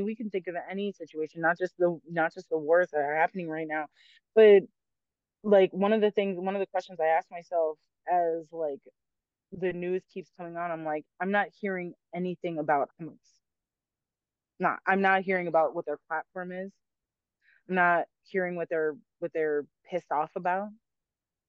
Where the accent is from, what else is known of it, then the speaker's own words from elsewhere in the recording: United States; as an American